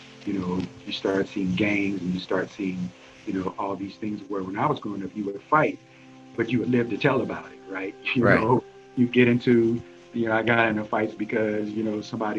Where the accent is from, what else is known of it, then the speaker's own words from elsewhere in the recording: St. Louis, Missouri, United States; also born or lived in Starkville, Mississippi; I grew up in a very tough area of St. Louis